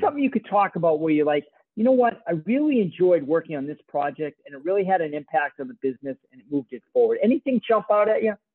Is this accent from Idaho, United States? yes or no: no; Boston, Massachusetts, United States; when I was growing up in Boston